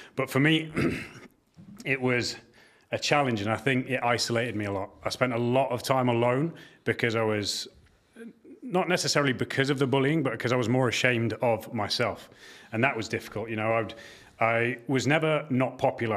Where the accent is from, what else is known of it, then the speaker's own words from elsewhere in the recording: York, Devon, England, United Kingdom; I grew up in York the earlier years of my life, down to Devon in the, the kind of second half of my childhood